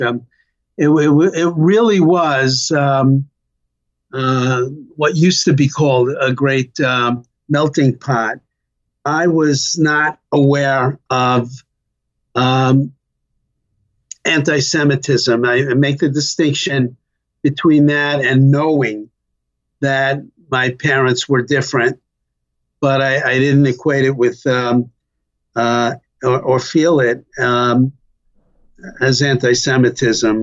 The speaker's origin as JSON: {"language": "English", "town": "New York City", "region": "New York", "country": "United States", "tie": "born or raised there", "accent": "New York", "said": "I was uh, uh, born and raised in Brooklyn"}